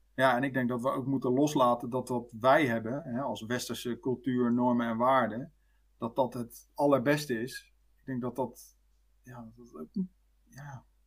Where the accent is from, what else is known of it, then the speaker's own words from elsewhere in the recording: Netherlands; wij als Nederlander